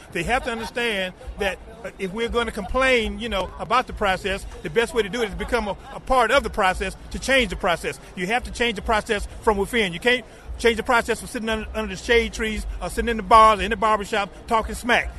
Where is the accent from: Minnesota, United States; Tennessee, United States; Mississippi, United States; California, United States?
Mississippi, United States; Pascagoula; I'm from Pascagoula, Mississippi.